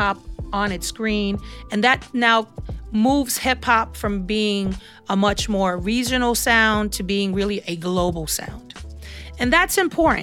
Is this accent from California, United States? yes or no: no; New York City, New York, United States; I was raised in Brooklyn, and I'm still currently residing in Brooklyn, and I am of Puerto Rican descent, so I would be classified as a New Yorican.